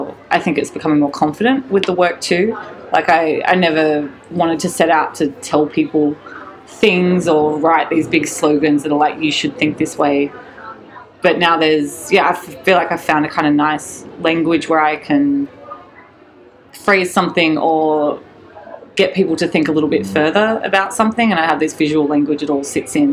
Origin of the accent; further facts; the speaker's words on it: Newcastle, New South Wales, Australia; now in Sydney, Australia; originally from Newcastle, up the coast